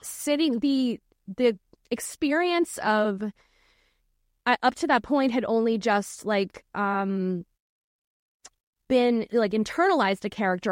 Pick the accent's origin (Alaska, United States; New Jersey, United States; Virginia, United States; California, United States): Virginia, United States; Norfolk; I, I grew up in Norfolk, Virginia